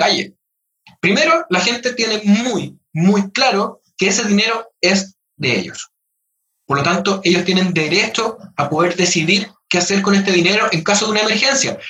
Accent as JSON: {"language": "Spanish", "country": "Chile", "said": "todos somos chilenos"}